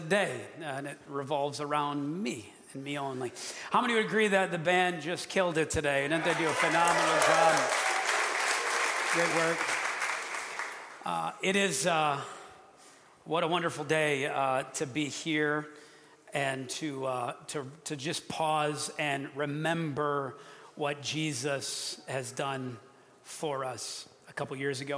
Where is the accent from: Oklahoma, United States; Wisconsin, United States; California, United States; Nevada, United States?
Wisconsin, United States; moved away; I'm from Wisconsin